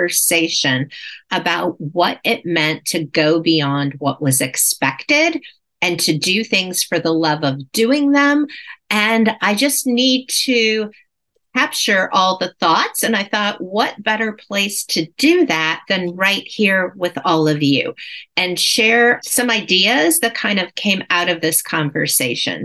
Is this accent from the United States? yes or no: yes; Cleveland, Ohio, United States; my hometown of Cleveland, Ohio